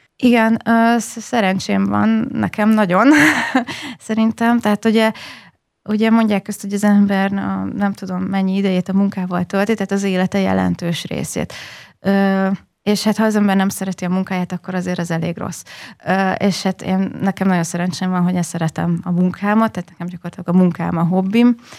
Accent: Hosszúhetény, Baranya, Hungary; also born or lived in Budapest / Pécs; én hosszú egy nőttem fel

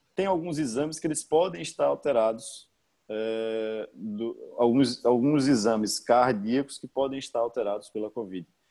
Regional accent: Paraíba, Brazil; moved away as an adult; also born or lived in Rio Grande do Sul; eu sou eu sou natural da Paraíba, eu tô falando aqui direto da Paraíba

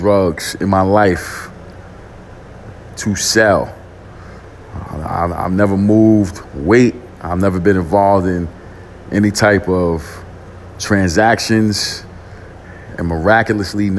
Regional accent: New York City, New York, United States; I grew up in East New York, Brooklyn

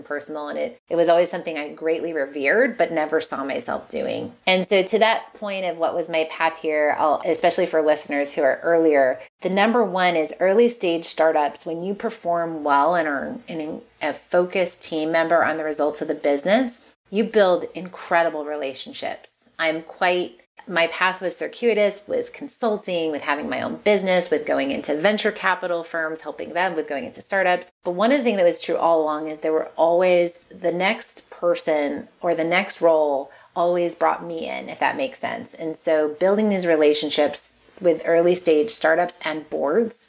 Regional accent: Massachusetts, United States; I'm a prude from Massachusetts.

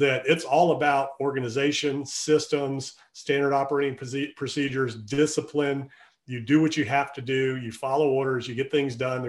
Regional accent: Virginia Beach, Virginia, United States; moved away as an adult; also born or lived in Outer Banks, North Carolina; We're all from Virginia Beach, Hampton Roads area

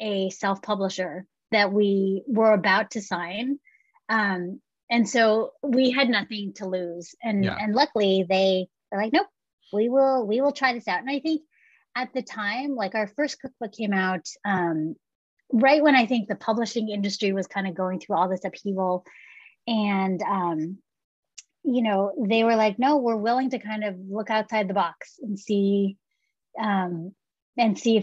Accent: San Francisco Bay Area, California, United States; growing up in the San Francisco Bay Area, having, you know, living in a Cantonese family

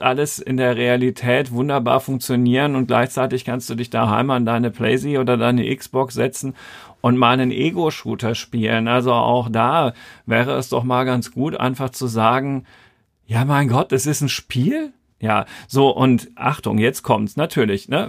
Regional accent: Germany; Bei uns in Deutschland

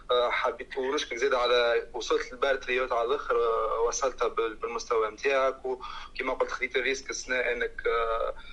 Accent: Tunisia; معناها انا كمشاهد تونسي هذا شنو قلت عليك انت وشنو رايك في راي المشاهد التونسي

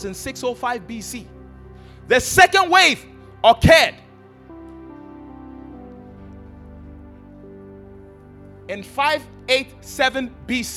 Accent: Ghana; Ghana, we're a British colony.

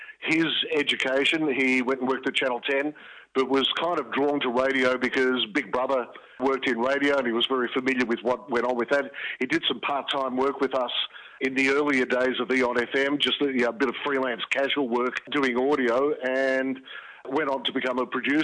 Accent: Melbourne, Victoria, Australia; first language Greek; English is a second language; I grew up in North Baldwin, which for some reason a few years ago changed to Baldwin North.

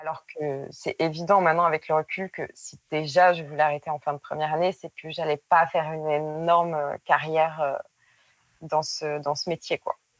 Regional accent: Périgueux, Nouvelle-Aquitaine, France; moved away as an adult; now in Bordeaux, France; je viens de Périgueux et j'habite à Bordeaux depuis 7-8 euh, ans

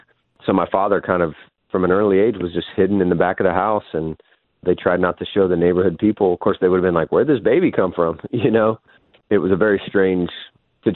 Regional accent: San Diego, California, United States; also born or lived in Las Vegas; I came in to San Diego. We moved from Vegas

